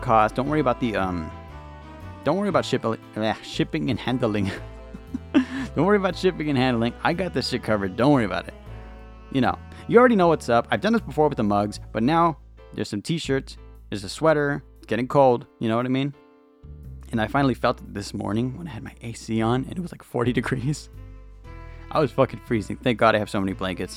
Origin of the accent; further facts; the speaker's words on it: California, United States; I'm from California, where it's always fucking hot